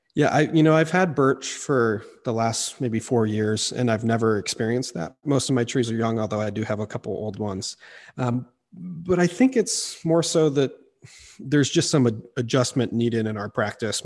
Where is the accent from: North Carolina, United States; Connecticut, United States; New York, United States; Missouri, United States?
Missouri, United States; I, I grew up in Missouri, um, in the deciduous woods there